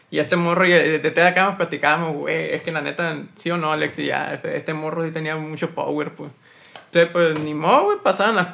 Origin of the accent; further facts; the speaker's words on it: Sonora, Mexico; also born or lived in Ciudad Obregón, Sonora; Soy de Obregón. Oh. Nacido en Obregón, pero pues toda la vida vivo aquí